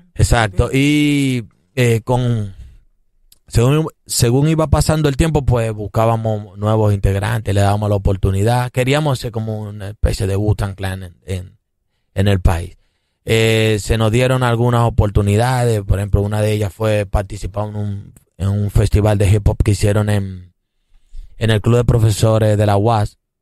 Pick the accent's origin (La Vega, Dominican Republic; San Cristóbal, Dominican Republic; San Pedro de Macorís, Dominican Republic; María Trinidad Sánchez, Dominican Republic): San Pedro de Macorís, Dominican Republic; now in Santo Domingo, Dominican Republic; yo soy de San Pedro de Macorís y vine para la capital